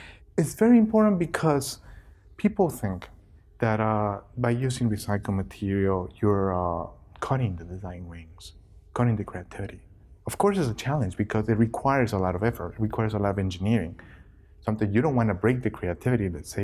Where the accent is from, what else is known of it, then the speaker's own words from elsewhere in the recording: Ecuador; moved away; I work at Miniwiz. I'm from Ecuador originally.